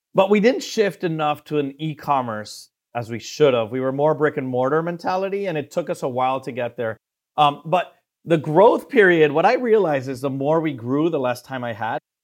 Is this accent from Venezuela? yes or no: yes; Venezuela; moved away as an adult; also born or lived in Miami; I'm originally from Venezuela and South America